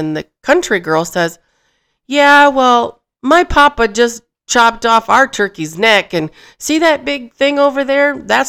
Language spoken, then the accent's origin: English; Michigan, United States; Where I grew up in Michigan, the only cows we saw were milk cows, and that was at Cook's Dairy Farm.